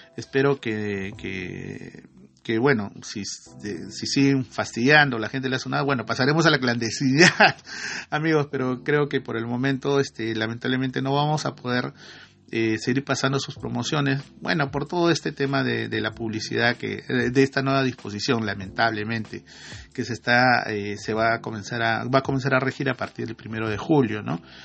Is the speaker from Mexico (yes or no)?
no; Iquitos, Loreto, Peru; la provincia donde yo nací, en Iquitos, ¿no? En Loreto, perdón, la provincia de Mainas, en el distrito de Iquitos.